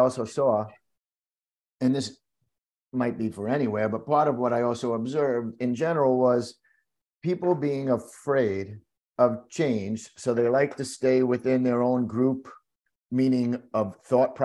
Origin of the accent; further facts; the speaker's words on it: New York City, New York, United States; also born or lived in Florida; being born and growing up in New York